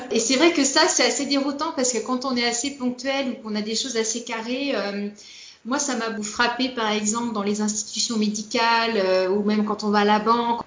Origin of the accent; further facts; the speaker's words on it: Nantes, Pays de la Loire, France; moved away as an adult; now in Natal, Brazil; je suis originaire de, Loire-Atlantique, hein, donc je suis née à Nantes exactement, et euh, peut-être pour ceux qui se connaissent, j'ai passé mon adolescence dans une ville qui s'appelle Ancigny, qui a une trentaine de kilomètres de Nantes